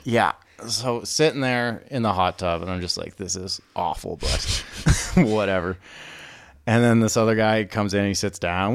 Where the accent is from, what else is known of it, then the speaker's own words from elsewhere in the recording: Prince Edward Island, Canada; moved away as an adult; growing up on Prince Edward Island